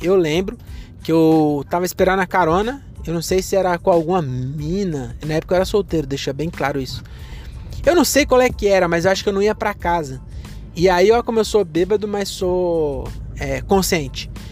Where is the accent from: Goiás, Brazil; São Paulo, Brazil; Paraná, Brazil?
São Paulo, Brazil; Caieiras; quando eu era jovem, aqui em Caeiras